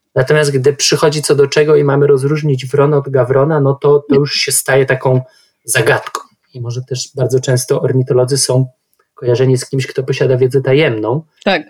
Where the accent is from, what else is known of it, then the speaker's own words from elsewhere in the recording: Warsaw, Masovian Voivodeship, Poland; Sam wychowałem się w mieście, Warszawa jest mi bardzo bliska